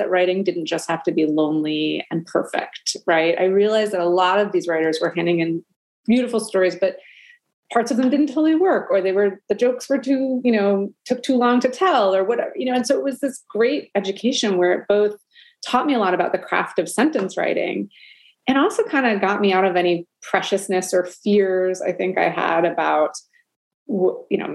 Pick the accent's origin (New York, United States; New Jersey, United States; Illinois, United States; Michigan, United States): New York, United States; New York City; I grew up in Brooklyn, New York